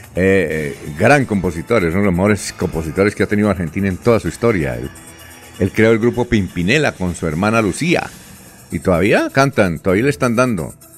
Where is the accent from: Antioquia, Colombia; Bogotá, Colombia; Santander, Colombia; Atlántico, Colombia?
Santander, Colombia; Barichara; es de mi tierra